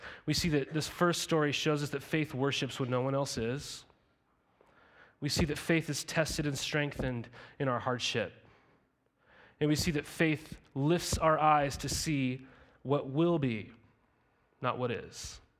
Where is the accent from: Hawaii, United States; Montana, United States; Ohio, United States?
Montana, United States; Helena; even growing up in Helena, Montana, we were surrounded by all these lakes.